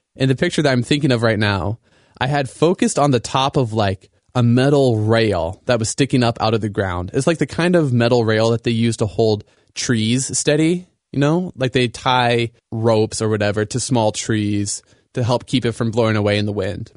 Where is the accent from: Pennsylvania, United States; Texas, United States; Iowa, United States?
Iowa, United States; Sioux City; moved away as an adult; now in Grand Rapids, United States; I grew up in Iowa, uh, and I think Iowa is a really great place to grow up